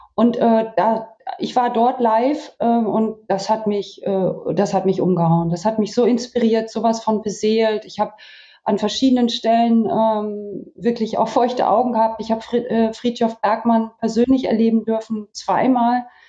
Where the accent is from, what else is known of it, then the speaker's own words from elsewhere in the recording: Vechta district, Lower Saxony, Germany; moved away; ich bin in meinem Heimatdorf tatsächlich aufgrund der Corona-Pandemie seit drei Wochen festgesetzt und im Kreis Fechter und sitze bei uns in der Küche in meinem Elternhaus